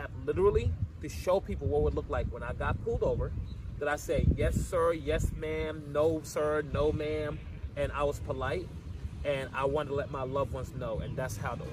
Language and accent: English; Macon, Georgia, United States; also born or lived in Gambia; now in Atlanta, United States; So I was born in Gambia, West Africa. I grew up in Macon, Georgia, moved when I was 7 years old